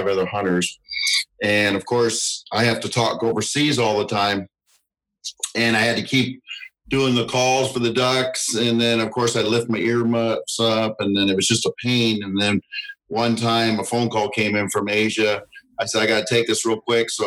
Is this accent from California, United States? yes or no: yes; Southern California, United States; also born or lived in the South (US); now in US South; I grew up originally in Southern California, but I've been in the South 28 years now